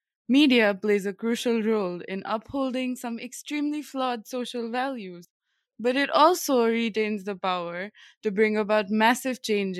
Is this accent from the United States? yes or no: no; India; And I'm from India.